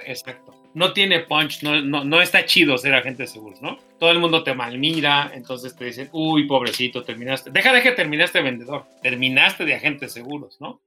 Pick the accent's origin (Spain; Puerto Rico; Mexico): Mexico; Mexico City; nací, crecí en Iztapalapa, en las orillas de Iztapalapa, muy pegadito a los Reyes La Paz